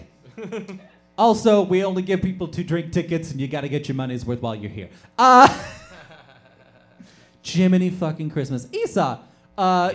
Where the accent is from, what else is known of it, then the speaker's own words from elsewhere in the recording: North Pole, Alaska, United States; I grew up in North Pole, Alaska